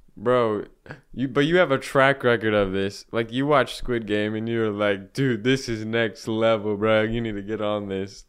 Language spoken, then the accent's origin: English; United States; I'm born red, white, and blue